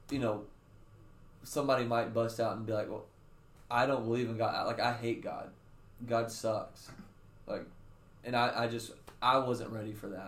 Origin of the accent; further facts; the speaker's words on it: the Bible Belt in the South, United States; I grew up in the Bible Belt in the mm-hmm. South